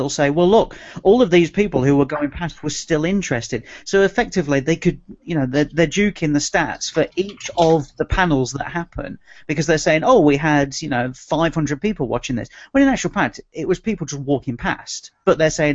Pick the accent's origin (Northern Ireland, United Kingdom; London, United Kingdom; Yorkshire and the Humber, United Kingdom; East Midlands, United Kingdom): East Midlands, United Kingdom; Nottingham; moved away; my hometown of Nottingham